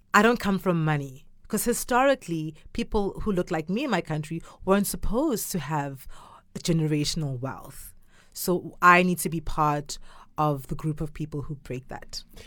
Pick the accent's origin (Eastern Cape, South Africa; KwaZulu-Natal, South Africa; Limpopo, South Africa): KwaZulu-Natal, South Africa; Durban; born or raised there; first language Zulu; English is a second language; now in China